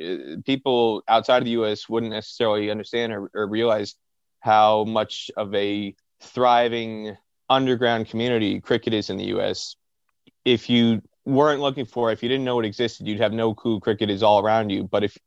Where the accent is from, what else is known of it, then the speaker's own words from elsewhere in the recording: northern New Jersey, United States; You mentioned Prospect Park in Brooklyn and me growing up in New Jersey. Like I said, I didn't really notice cricket was all around me growing up in northern New Jersey.